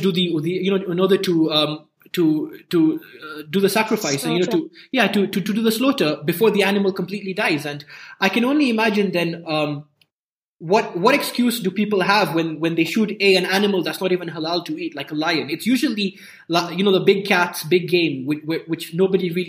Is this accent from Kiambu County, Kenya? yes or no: no; Nairobi, Kenya; I grew up in Nairobi. I grew up near Nairobi National Park.